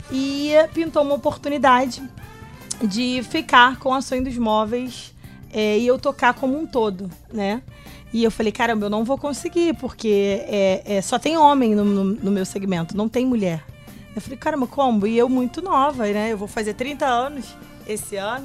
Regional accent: Rio de Janeiro, Brazil; nascida e criada em Madureira

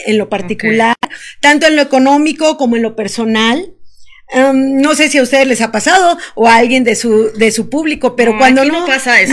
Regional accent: Veracruz, Mexico; moved away as an adult; now in Querétaro, Mexico; Yo soy del estado de Veracruz, veracruzana, y vivo aquí en Querétaro desde hace un año

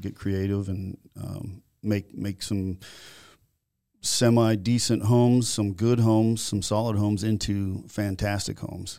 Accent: Naples, Florida, United States; also born or lived in Virginia, Minnesota / Minneapolis, Minnesota; in nineteen seventy-nine, we moved to Naples, Florida

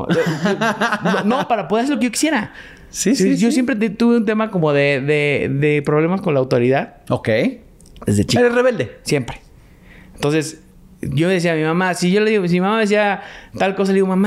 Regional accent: Mexico; also born or lived in Boston, United States; toda mi vida viví aquí en México.

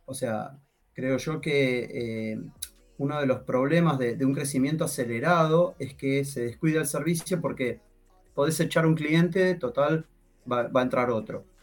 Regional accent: Argentina; No te olvides que soy argentino.

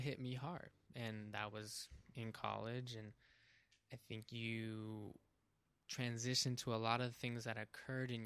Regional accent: South Pasadena, California, United States; growing up in South Pasadena

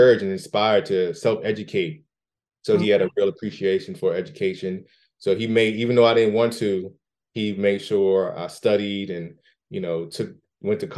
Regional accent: the Washington, D.C. area, Maryland, United States; I'm from Maryland, the Washington, D.C. area. Lived there my entire life

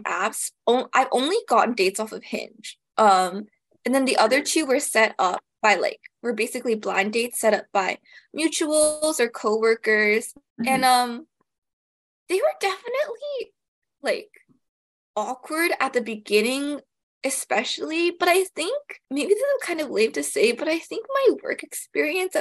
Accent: Toronto, Ontario, Canada; I'm from the GTA

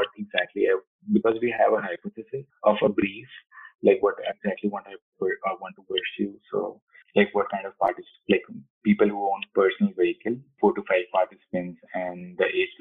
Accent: India; moved away as an adult; also born or lived in Italy / Delhi region; now in United States; I was born and brought up in India, and I moved to like different countries. Like I stayed in Italy and I stayed in US, United States.

